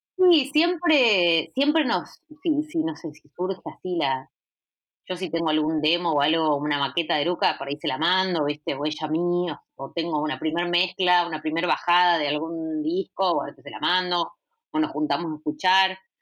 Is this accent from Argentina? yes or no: yes; Sunchales, Santa Fe, Argentina; soy de Sunchales, que es una ciudad de Santa Fe pequeñita